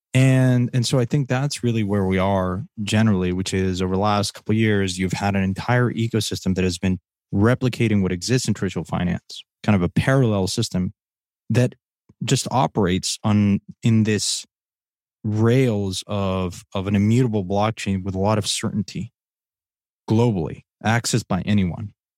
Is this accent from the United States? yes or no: no; Mexico; moved away; growing up in Mexico